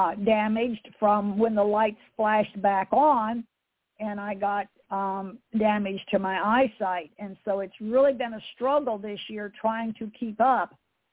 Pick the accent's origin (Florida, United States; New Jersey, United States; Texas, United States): Florida, United States; Fort Myers; born there; I was born in Fort Myers, Florida, on one of his assignments.